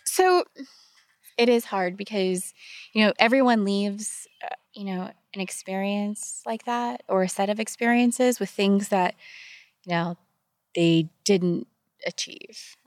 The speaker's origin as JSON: {"language": "English", "town": "Pittsburgh", "region": "Pennsylvania", "country": "United States", "tie": "born or raised there", "said": "I grew up in Pittsburgh, Pennsylvania."}